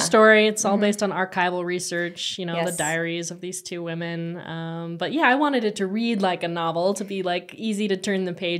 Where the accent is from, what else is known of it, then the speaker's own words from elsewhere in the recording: Tucson, Arizona, United States; now in Flagstaff, United States; What should I say? I was born and raised in Tucson, Arizona